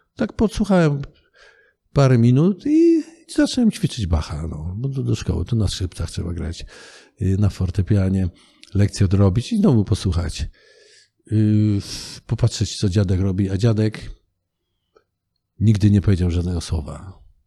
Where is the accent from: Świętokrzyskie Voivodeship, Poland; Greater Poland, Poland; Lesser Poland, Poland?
Świętokrzyskie Voivodeship, Poland; Kielce; also born or lived in Wałbrzych; się wychowaliśmy w Kielcach, przypuśćmy, prawda? Urodziłem się w Wałbrzychu.